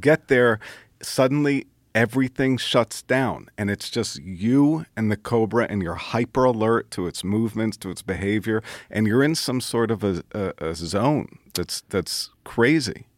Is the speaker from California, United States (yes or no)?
no; Brooklyn, New York, United States; I didn't have a, a dad growing up in Brooklyn